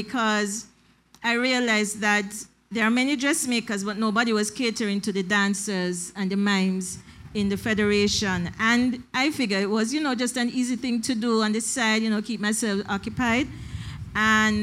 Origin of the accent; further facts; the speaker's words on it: Jamaica; moved away as an adult; also born or lived in St. Kitts; now in Saint Kitts and Nevis; when I came to St. Kitts, I realized, I'm from Jamaica